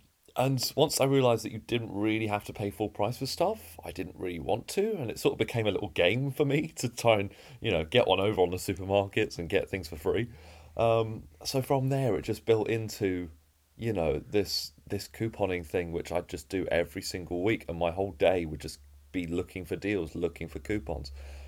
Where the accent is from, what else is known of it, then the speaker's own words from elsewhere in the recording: East of England, United Kingdom; So I was born and raised in Essex, so I'm an Essex boy, although you can't really hear it in my accent.